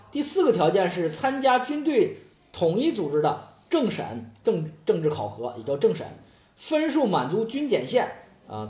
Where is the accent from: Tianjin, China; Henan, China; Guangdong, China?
Henan, China; 我们河南的同学